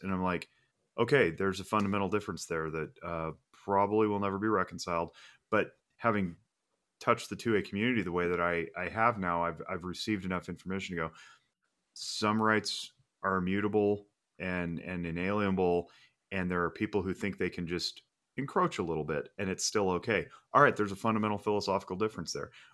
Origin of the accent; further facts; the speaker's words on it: Reno, Nevada, United States; I was born and raised in Reno, Nevada